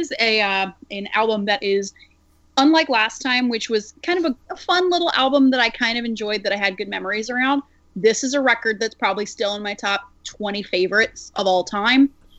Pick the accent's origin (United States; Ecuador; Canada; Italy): United States; Alabama; accent: southern; also born or lived in Virginia; I moved from Virginia back home to Alabama, and oh, yeah, I forgot what summer was like down here. It's been a brand new adjustment, and I may be a little bit more southern sounding than I was this time 12 months ago, because the accent came right back.